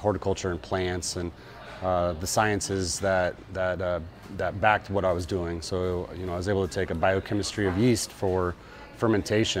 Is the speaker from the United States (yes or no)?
yes; Kansas, United States; moved away as an adult; also born or lived in Arizona; now in Mesa, United States; I grew up in Kansas. I lived there till I was out of high school and then shortly after that moved out here as a pole vaulter